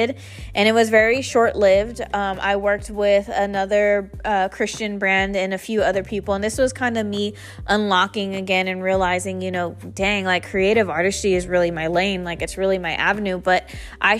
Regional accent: San Jose, California, United States; moved away as an adult; I grew up in San Jose, California, all my life, born and raised

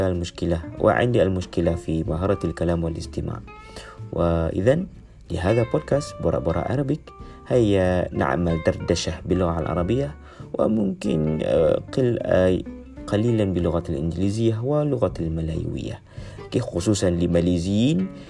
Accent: Malaysia; Arabic is a second language; أنا ماليزي

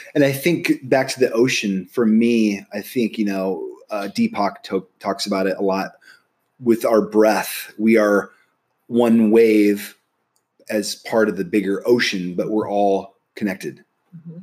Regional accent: Nebraska, United States; moved away as an adult; I'm from Nebraska

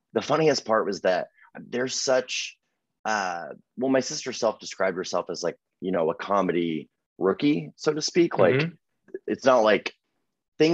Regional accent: Texas, United States; I'm from Texas

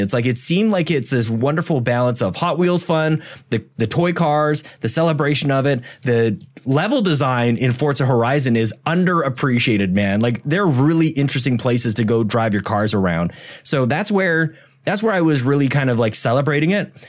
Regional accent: Canada; we're all Canadian here

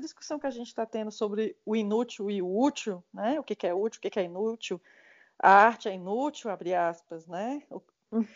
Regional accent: Brazil; moved away as an adult; eu sou brasileira, só faz oito anos que eu saí daí

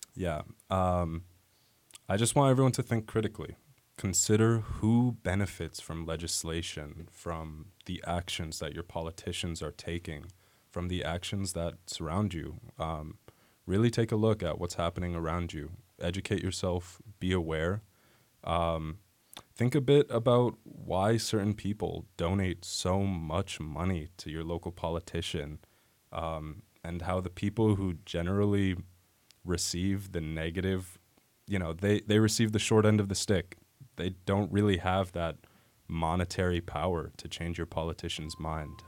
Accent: San Dimas, California, United States; my research is focusing on my hometown. Um, so I'm from San Dimas

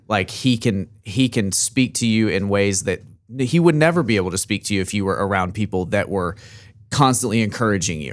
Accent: Arkansas, United States; we're both from Arkansas

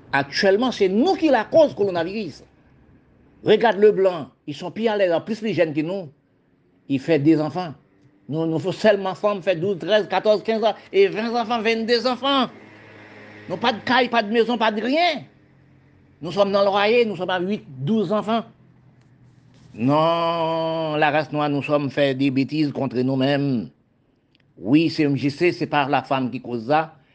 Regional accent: Haiti; now in Guadeloupe; quand j'étais en Haïti, je suis venu au département français de la Guadeloupe. Quand j'ai arrivé, je vois que la Guadeloupe, c'était un pays, même gens qu'on campagne d'Haïti.

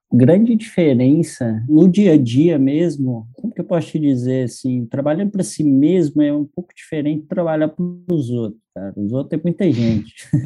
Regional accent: Lagoa Dourada, Minas Gerais, Brazil; moved away as an adult; also born or lived in São Paulo; now in Florianópolis, Brazil; sou mineiro, sou do interior de Minas, uma cidadezinha que se chama Lagoa Dourada

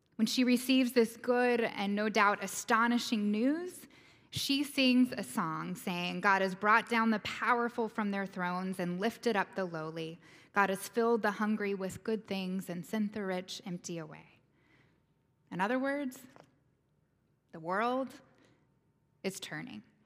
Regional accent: the South, United States; I'm a Southerner and a Methodist

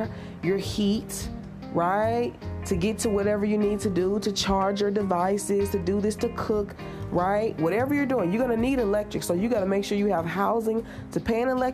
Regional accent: Tennessee, United States; I'm from Tennessee.

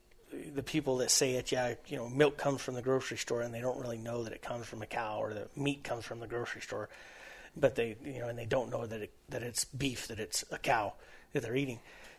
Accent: the West, United States; we grew up out here in the West in agricultural communities

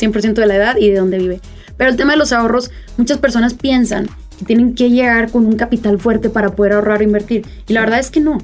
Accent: Mexico; somos el futuro de México

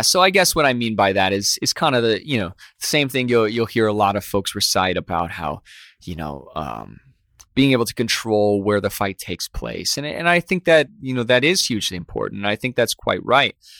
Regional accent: Midwest, United States; growing up in the Midwest

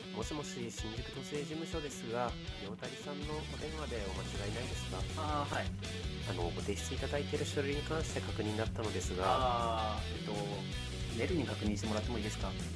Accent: Nagasaki, Japan; 地元の長崎

